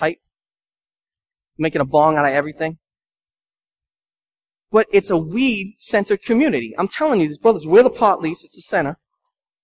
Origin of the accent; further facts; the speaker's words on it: Lynn, Massachusetts, United States; I'm from Lynn